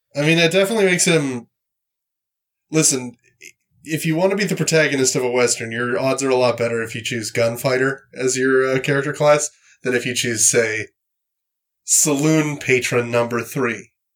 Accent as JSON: {"language": "English", "country": "Canada", "said": "I'm from Canada"}